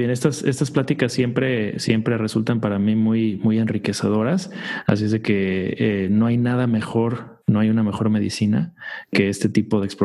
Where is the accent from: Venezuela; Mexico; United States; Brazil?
United States; Yo creo que muchos los que crecimos eh, acá en Estados Unidos ya con otra, con otra, a lo mejor con otra perspectiva